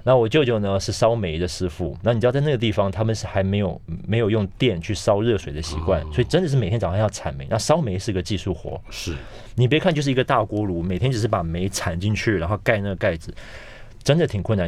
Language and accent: Chinese; Taiwan; moved away as an adult; also born or lived in Beijing; 因为我们是台湾人